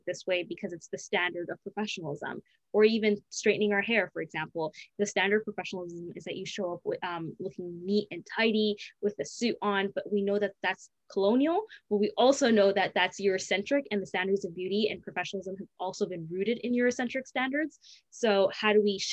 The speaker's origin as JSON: {"language": "English", "country": "Canada", "tie": "born or raised there", "said": "growing up in Canada, being born and raised in Canada"}